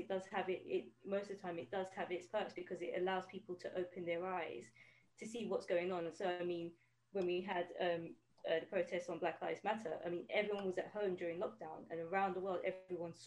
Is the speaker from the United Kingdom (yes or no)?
yes; London, United Kingdom; I grew up in East London